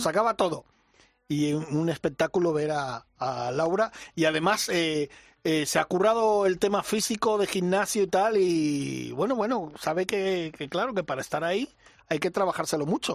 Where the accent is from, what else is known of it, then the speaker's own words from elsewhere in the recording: Mallorca, Balearic Islands, Spain; mi tierra